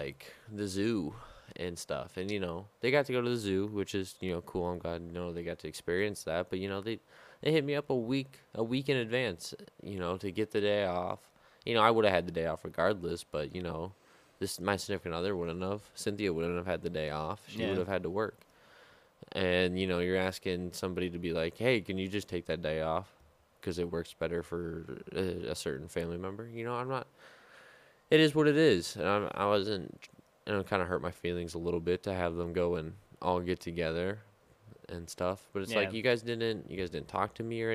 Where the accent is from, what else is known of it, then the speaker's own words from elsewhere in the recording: Midwest, United States; I'm from the Midwest